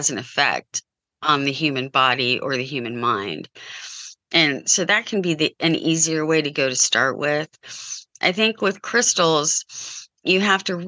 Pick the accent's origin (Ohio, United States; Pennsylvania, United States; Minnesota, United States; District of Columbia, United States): Ohio, United States; Columbus; I grew up outside Columbus in Columbus, Ohio.